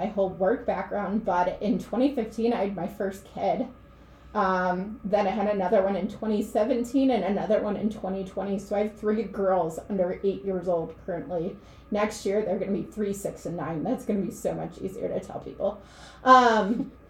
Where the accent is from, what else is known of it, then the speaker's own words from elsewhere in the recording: Chicago, Illinois, United States; moved away; I went to a public school on the south side of Chicago